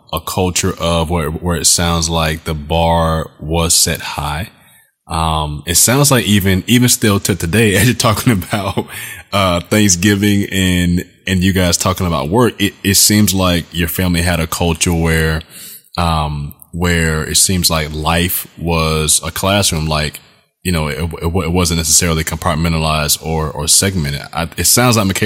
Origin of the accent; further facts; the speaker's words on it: South Florida, United States; where I grew up in South Florida